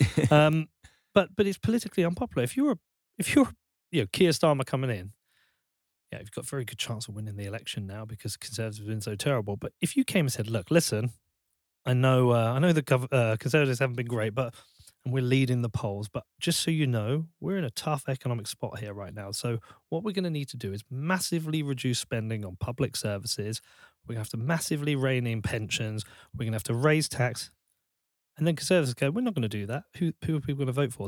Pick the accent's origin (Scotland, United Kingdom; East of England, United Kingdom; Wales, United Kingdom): East of England, United Kingdom; Bedford; I'm from Bedford.